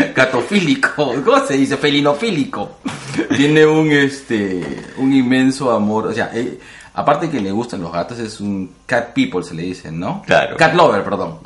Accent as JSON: {"language": "Spanish", "region": "Lima", "country": "Peru"}